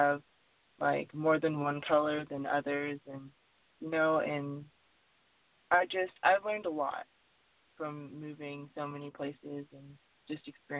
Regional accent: Detroit, Michigan, United States; born there; also born or lived in North Carolina / West Virginia; now in Tennessee, United States; Well, I was originally born in Detroit, Michigan, but I moved from Detroit to Tennessee, and then I went to North Carolina, West Virginia, and now I'm back in Tennessee. I've moved a lot

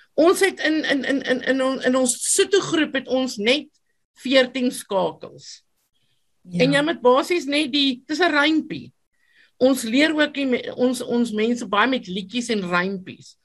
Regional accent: Free State, South Africa; first language Afrikaans and Sotho; my storie het begin in 1976 op 'n plaas in die Vrystaat en my ma was 'n onderwyseres en ek het op die plaas gebly saam met my my soeto mamma.

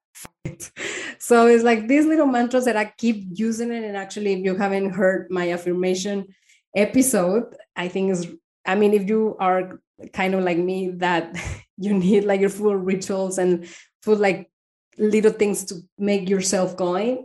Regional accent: Torreón, Coahuila, Mexico; English is a second language; moved away as an adult; also born or lived in United States; now in Spain; I am from this uh, town called Torreon. It's a small city in Mexico

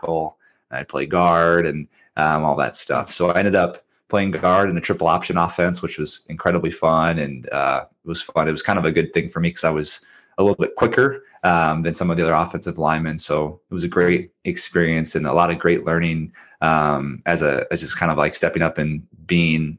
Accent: Minnesota, United States; moved away as an adult; also born or lived in Charleston, South Carolina; I'm from Minnesota

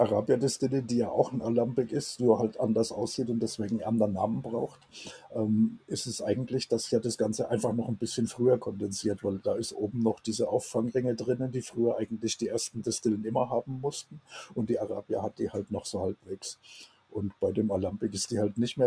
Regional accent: Germany; wir als Deutsche

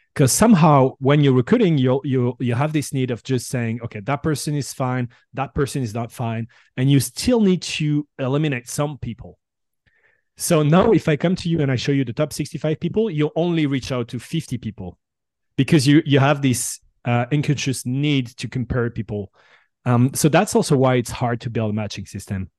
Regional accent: Bordeaux, Nouvelle-Aquitaine, France; English is a second language; also born or lived in San Francisco Bay Area; now in San Francisco, United States; I'm originally from Bordeaux

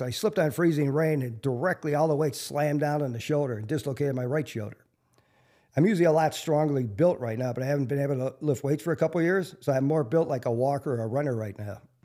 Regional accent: Milwaukee, Wisconsin, United States; I grew up on the South Side, you know, halfway between Wilson and Jackson Park.

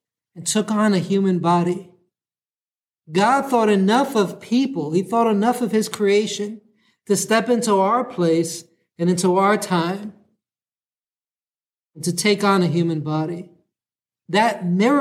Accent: New York City, New York, United States; now in San Diego, United States; I'm from New York City

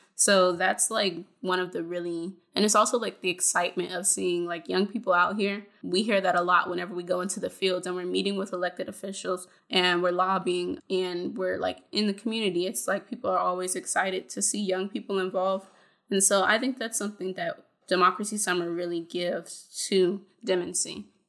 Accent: Fayetteville, North Carolina, United States; I'm from Fayetteville, North Carolina

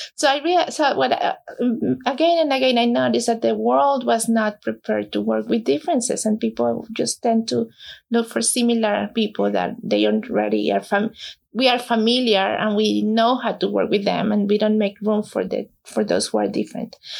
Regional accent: Mexico; moved away as an adult; now in New Jersey, United States; I was born in Mexico, came here in 2004.

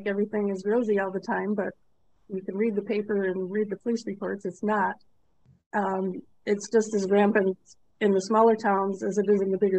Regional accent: Chicago, Illinois, United States; I'm from Chicago originally

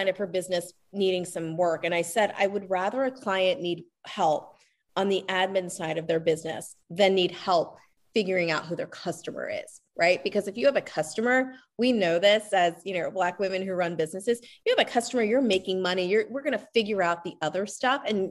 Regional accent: Lancaster, Pennsylvania, United States; I'm from Lancaster, Pennsylvania, and you know, that's definitely a community where there are many farmers

